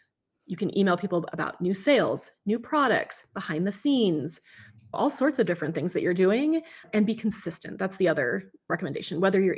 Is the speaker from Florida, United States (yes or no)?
no; California, United States; now in Washington, United States; I came from California.